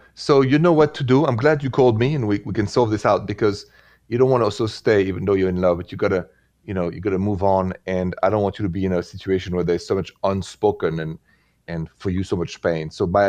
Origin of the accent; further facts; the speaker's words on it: France; Bonjour et bonsoir … because I'm from France.